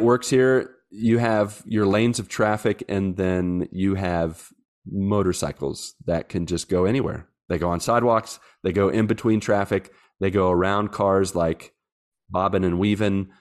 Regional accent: West Virginia, United States; moved away as an adult; now in Brazil; I'm from West Virginia

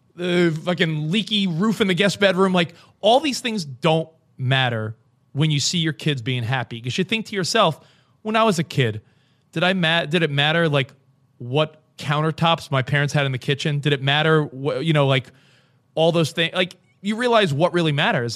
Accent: New York, United States; moved away as an adult; also born or lived in Woodland Hills, Los Angeles; now in Los Angeles, United States; I'm a New Yorker, and we've been out here, like, five years

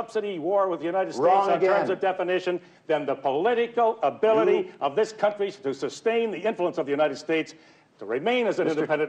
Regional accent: Canada

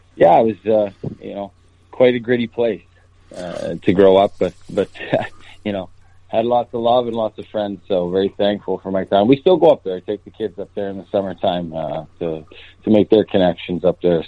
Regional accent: North Battleford, Saskatchewan, Canada; moved away as an adult; now in Lincoln, United States; a great North Battleford, great town, uh, is where I grew up, born and raised.

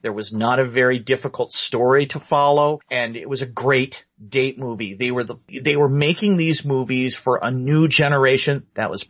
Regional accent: Detroit, Michigan, United States; growing up around Detroit

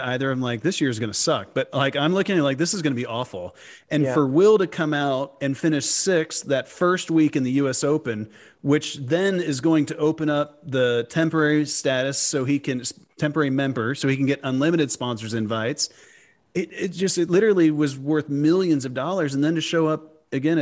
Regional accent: United States; as an American

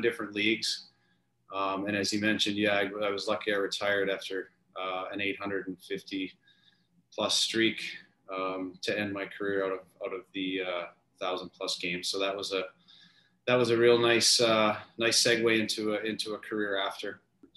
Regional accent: Saskatchewan, Canada; moved away as an adult; also born or lived in North Dakota; I grew up in Western Canada, in Saskatchewan

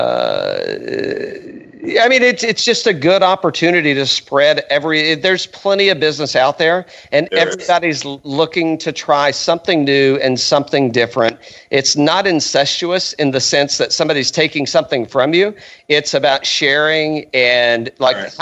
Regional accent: East Tennessee, United States; we're originally from East Tennessee

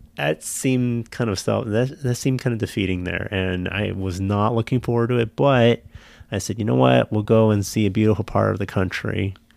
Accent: San Jose, California, United States; moved away; I grew up in a city, I grew up in San Jose

